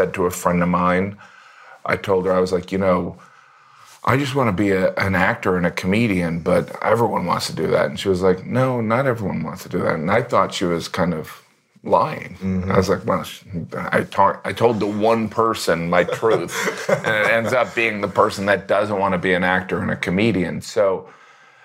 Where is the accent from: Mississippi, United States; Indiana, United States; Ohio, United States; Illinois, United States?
Indiana, United States; moved away; I grew up in a small town in Indiana